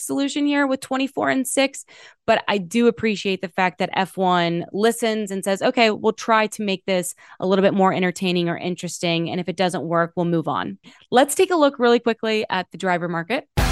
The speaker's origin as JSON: {"language": "English", "country": "United States", "said": "as an American"}